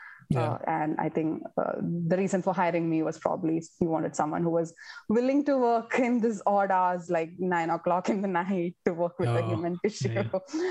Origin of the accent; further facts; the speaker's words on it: India; I don't know, is it because I am an Indian? You know, you probably get along well with from your people from your own country.